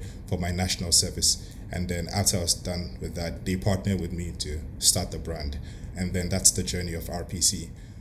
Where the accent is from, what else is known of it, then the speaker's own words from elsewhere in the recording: Ghana; being African and being Ghanaian as well